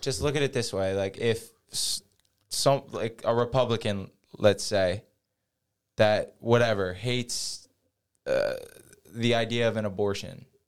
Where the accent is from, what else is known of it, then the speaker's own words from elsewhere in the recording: Jackson, New Jersey, United States; I grew up in Jackson, New Jersey